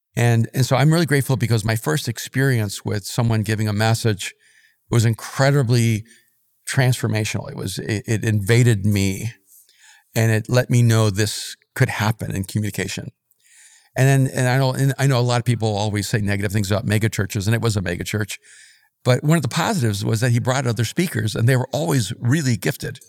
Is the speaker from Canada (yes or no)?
no; El Salvador; moved away; also born or lived in New York / Miami; I'm from El Salvador